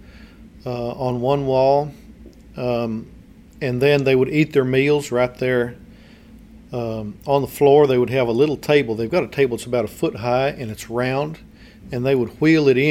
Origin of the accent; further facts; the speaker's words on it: United States; moved away as an adult; we know American culture because we grew up here